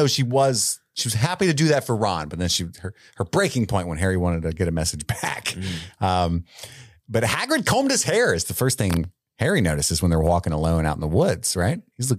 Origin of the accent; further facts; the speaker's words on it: England, United Kingdom; I'm English. I love tea.